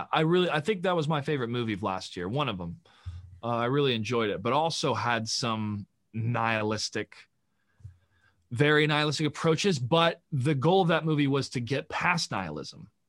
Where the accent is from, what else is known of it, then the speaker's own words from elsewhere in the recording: United States; as an American citizen